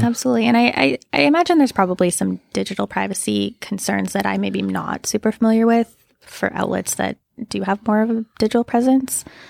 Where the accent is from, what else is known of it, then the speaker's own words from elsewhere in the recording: just outside of Moose Jaw, Saskatchewan, Canada; moved away as an adult; now in Regina, Canada; grew up just outside of Moose Jaw